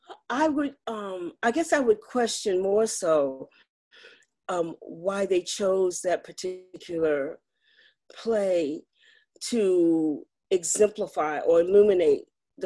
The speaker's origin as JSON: {"language": "English", "area": "Madison County", "region": "Virginia", "country": "United States", "tie": "born or raised there", "said": "I was raised in Madison County, a rural county in the foot of the Blue Ridge Mountains, mm-hmm. and I went to a predominantly white high school."}